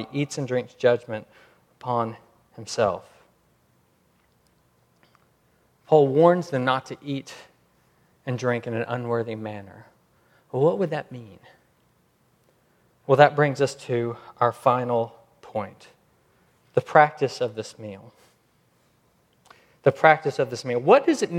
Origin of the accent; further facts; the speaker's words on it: United States; I'm American